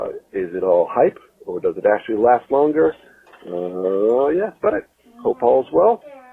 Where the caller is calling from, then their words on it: Pittsburgh, Pennsylvania, United States; I'm calling from Pittsburgh, Pennsylvania.